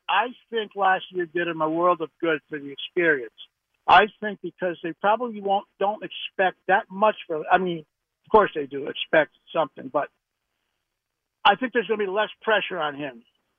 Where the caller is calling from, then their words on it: Connecticut, United States; I'm in Connecticut.